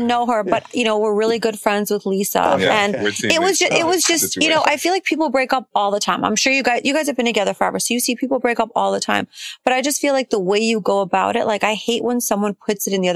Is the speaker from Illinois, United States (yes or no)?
yes; Chicago, Illinois, United States; born or raised there